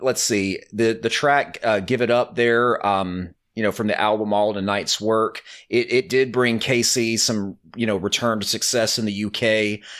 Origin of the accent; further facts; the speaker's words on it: Alabama, United States; I'm from Alabama